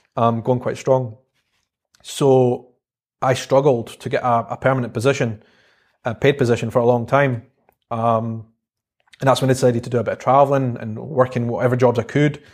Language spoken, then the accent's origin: English; Edinburgh, Scotland, United Kingdom; accent: Scottish; also born or lived in South Africa / London; life in Edinburgh, and it was just a, a great place to grow up.